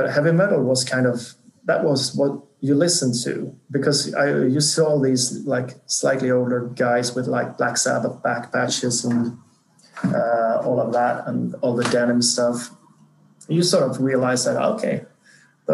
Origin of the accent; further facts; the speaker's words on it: small town 80 km south of Gothenburg, Halland County, Sweden; now in Stockholm, Sweden; I grew up in this really small town, like 80 kilometers south of Gothenburg, on the countryside, more or less, like inhabitants of 5,000, I think